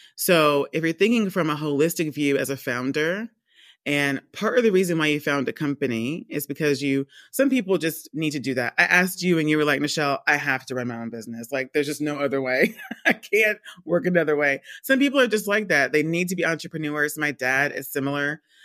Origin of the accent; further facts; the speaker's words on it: Georgia, United States; moved away as an adult; also born or lived in Rhode Island / London; I'm from the States. I was born and raised in Georgia.